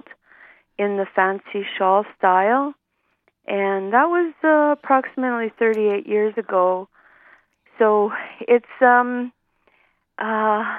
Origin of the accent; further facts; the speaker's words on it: Calgary, Alberta, Canada; I grew up in Calgary. This is my hometown